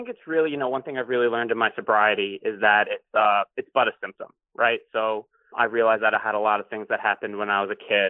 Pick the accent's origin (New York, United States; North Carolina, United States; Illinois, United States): New York, United States; Long Island; moved away as an adult; also born or lived in England; now in Brooklyn, United States; I'm from Long Island, New York. I currently live in Brooklyn, New York